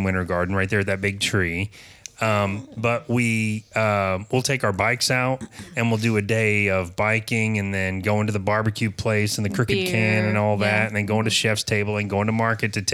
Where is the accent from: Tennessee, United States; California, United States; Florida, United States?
Florida, United States; Apopka; it's my hometown. I love Apopka